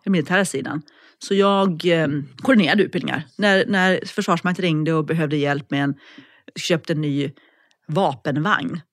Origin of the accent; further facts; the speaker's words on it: Norrland, Sweden; moved away as an adult; also born or lived in Umeå / Alps; now in Linköping, Sweden; Jag är från Norrland från början, mm. uppvuxen där